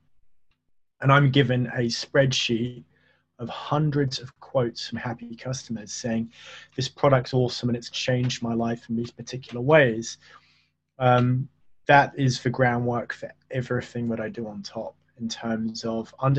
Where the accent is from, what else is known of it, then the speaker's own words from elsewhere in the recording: United Kingdom; I'm British